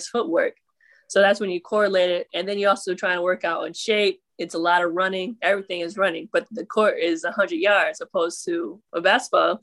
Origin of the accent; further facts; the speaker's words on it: Utica, New York, United States; I'm originally from Utica, New York. It's way upstate.